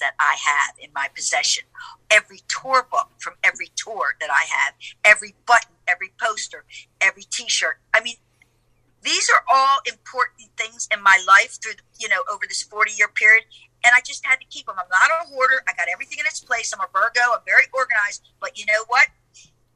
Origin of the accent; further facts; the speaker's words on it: Baltimore, Maryland, United States; I'm from Baltimore